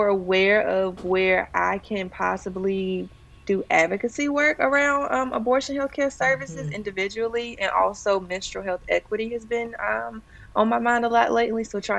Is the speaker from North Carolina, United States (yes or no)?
yes; Hollister, North Carolina, United States; My whole family is from there. They're still there. So born and raised, everybody's in Hollister, North Carolina.